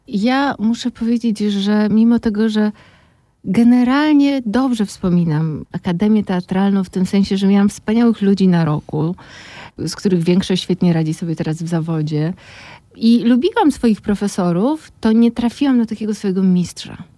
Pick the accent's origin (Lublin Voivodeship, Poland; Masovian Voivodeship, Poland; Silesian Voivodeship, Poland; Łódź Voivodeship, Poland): Masovian Voivodeship, Poland; Warsaw; also born or lived in Moscow; ja urodziłam się w Warszawie, całe życie przeżyłam w Warszawie, no z takim epizodem moskiewskim, kilkuletnim